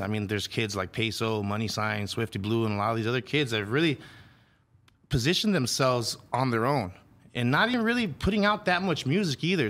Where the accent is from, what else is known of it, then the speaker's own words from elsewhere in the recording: Los Angeles, California, United States; also born or lived in Phoenix, Arizona / Dallas, Texas; I grew up here in Pan Am City in the San Fernando Valley